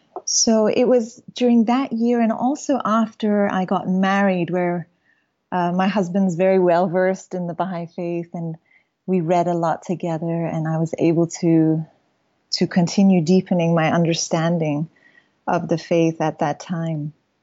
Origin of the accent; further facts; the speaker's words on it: Kenya; also born or lived in United States / Iran; So I was born in the U.S. We moved to Iran when I was 2. At the age of 5, we moved to Kenya. So I was raised in Kenya all through high school.